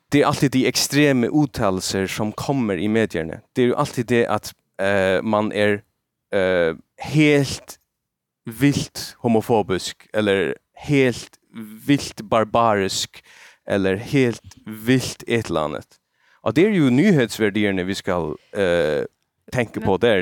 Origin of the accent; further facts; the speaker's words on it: Faroe Islands; first language Faroese; Swedish is a second language; also born or lived in Denmark; jag som färing och inte jag kan inte snacka mitt eget språk mitt uh, morsmål